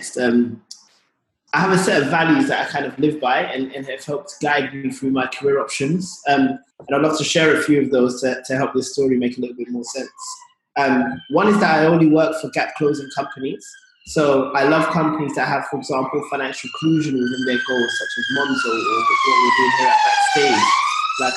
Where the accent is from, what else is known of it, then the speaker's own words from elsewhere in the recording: London, United Kingdom; the community that I grew up in Tottenham